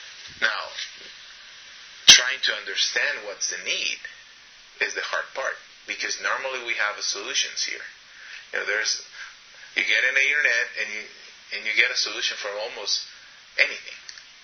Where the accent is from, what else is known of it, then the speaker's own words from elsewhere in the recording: Shell, Pastaza, Ecuador; now in United States; Me, as growing up in Shell, we don't have good quality water, not because it has bacteria, but because it has a lot of sand and mud.